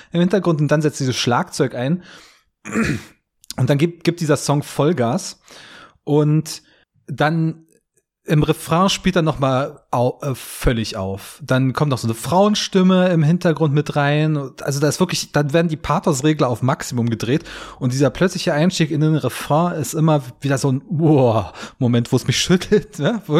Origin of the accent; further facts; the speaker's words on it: Hoyerswerda, Saxony, Germany; war ich in meiner Heimatstadt Hoyerswerda, so, so Kleinstadt 30, 40.000 Einwohner